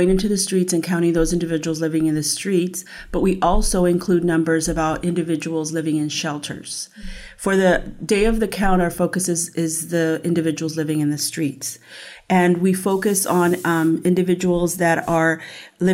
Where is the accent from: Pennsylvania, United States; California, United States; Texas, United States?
California, United States; San Bernardino; also born or lived in San Diego; now in Moreno Valley, United States; I grew up in San Bernardino